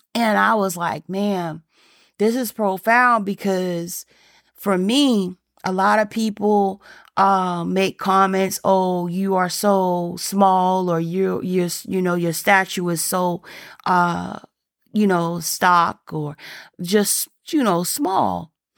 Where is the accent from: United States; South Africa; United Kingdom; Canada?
United States; the South; I'm from, I'm from the South